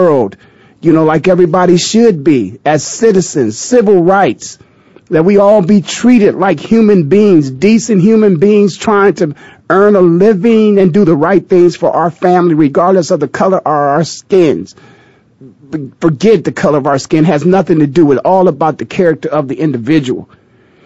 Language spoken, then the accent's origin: English; Canton, Ohio, United States; moved away; back in my hometown of Canton, Ohio